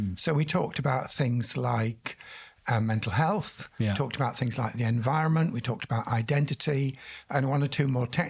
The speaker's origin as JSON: {"language": "English", "region": "Yorkshire and the Humber", "country": "United Kingdom", "moved": "yes", "said": "So I'm from a place which actually competes with Pakistan. I'm from Yorkshire, God's own county, and very proud of it, although I've not lived there for a long time."}